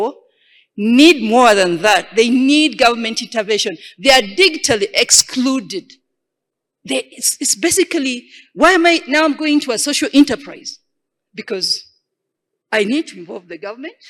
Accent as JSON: {"language": "English", "country": "Uganda", "said": "I come from Uganda"}